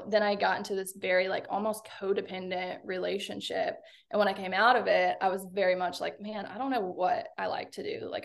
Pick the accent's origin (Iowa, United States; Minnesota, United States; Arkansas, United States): Arkansas, United States; I'm from Arkansas.